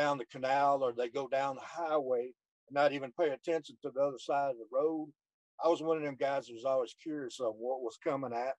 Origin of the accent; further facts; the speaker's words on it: Houston, Texas, United States; also born or lived in Channelview, Texas; I grew up Channel View, Texas, and born and raised in Houston. I lived there almost all my life